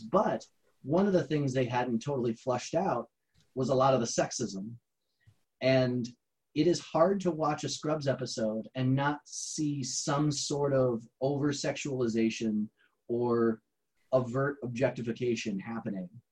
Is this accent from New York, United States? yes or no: no; Garrettsville, Ohio, United States; my hometown was garrettsville